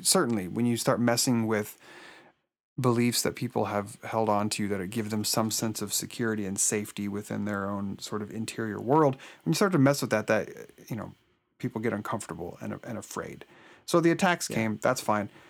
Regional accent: Oregon, United States; I was born and raised in Oregon

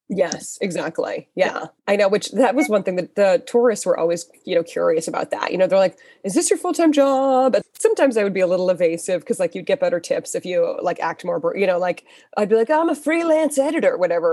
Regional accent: Weston, Massachusetts, United States; I grew up in Weston. You know, uh, like near Wellesley, Waltham. I grew up on the Waltham side of Weston.

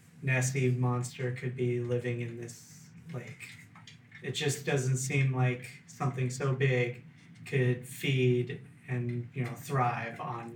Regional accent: Rio Vista, California, United States; my hometown of Rio Vista

